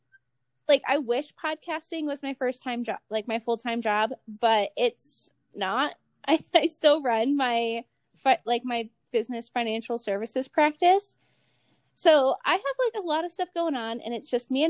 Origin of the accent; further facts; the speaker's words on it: Cleveland, Ohio, United States; also born or lived in northern Nevada; now in Nevada, United States; I'm from Cleveland, originally in Ohio